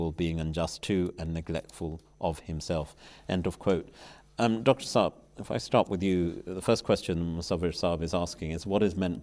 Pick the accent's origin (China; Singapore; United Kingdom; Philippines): United Kingdom; England; Being English